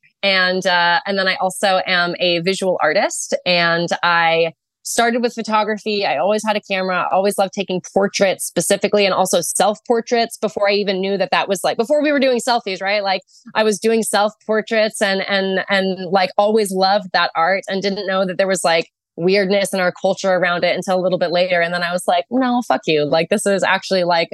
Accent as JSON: {"language": "English", "region": "Arizona", "country": "United States", "tie": "born or raised there", "said": "I was from Arizona"}